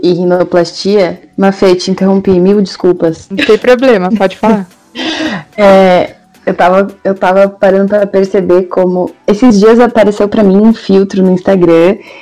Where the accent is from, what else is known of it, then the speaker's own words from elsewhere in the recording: Brazil; como brasileiros